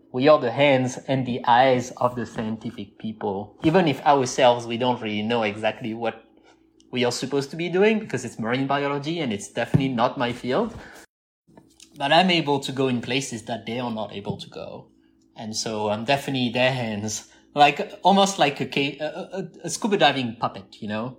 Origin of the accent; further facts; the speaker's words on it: southern France, France; moved away as an adult; also born or lived in California; I'm from the southeast